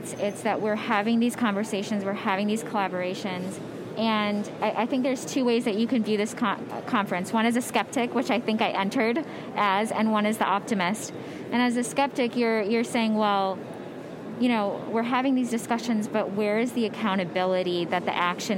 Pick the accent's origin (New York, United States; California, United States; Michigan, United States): Michigan, United States; now in Pennsylvania, United States; I'm from Michigan, and I now live in Pennsylvania.